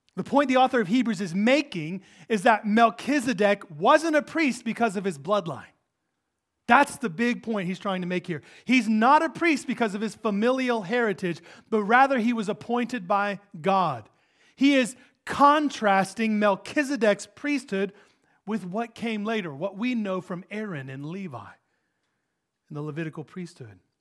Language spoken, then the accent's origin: English; United States; We're American.